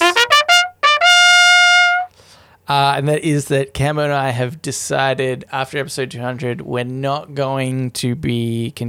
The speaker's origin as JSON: {"language": "English", "country": "Australia", "said": "Two Australian guys"}